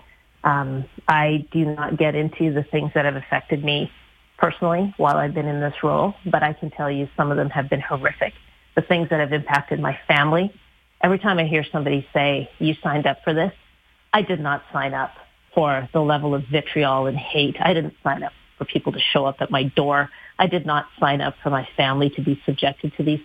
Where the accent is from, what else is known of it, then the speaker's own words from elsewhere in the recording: Canada; to be a Canadian